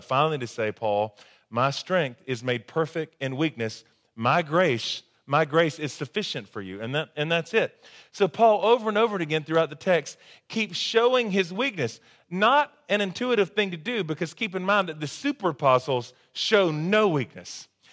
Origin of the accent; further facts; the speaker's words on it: the South, United States; growing up in the South the way that I did